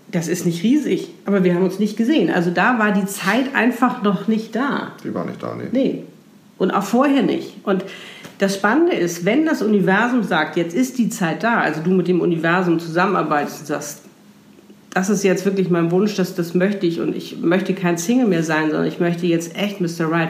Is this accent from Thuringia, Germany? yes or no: no; Hamburg, Germany; wir sind beide aus Hamburg, beide in Hamburg geboren, sind beides damals in die gleichen Diskotheken gegangen